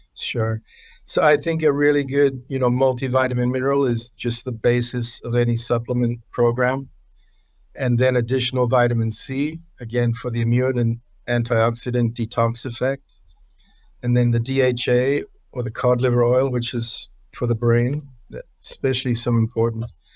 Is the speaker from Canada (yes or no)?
no; New Zealand; moved away as an adult; now in United States; growing up in New Zealand